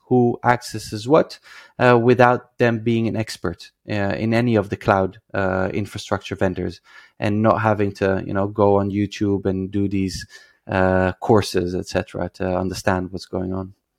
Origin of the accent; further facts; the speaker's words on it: Netherlands; moved away as an adult; now in Israel; I come from the Netherlands